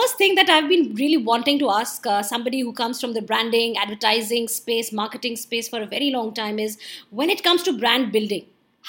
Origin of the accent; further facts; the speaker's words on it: Jamshedpur, Jharkhand, India; because I'm from Jamshedpur